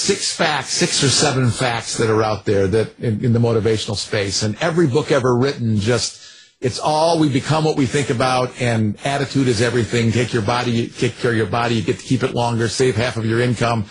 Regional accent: Ann Arbor, Michigan, United States; I grew up in Ann Arbor, Michigan

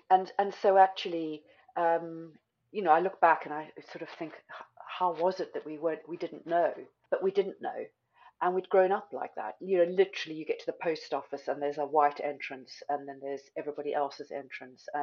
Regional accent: South Africa; as white children growing up in South Africa, it meant that we had access to really outstanding education.

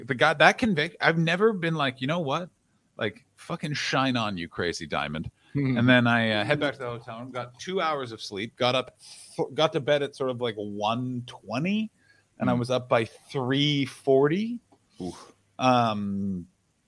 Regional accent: Canada; I'm Canadian

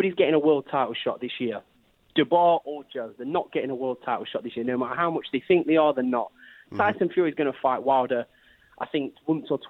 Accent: Derby, East Midlands, United Kingdom; I'm from Derby.

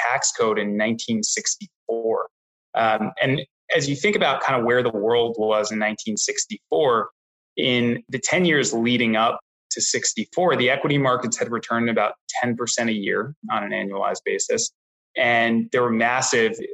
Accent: New York City, New York, United States; also born or lived in Boston; I grew up in New York City

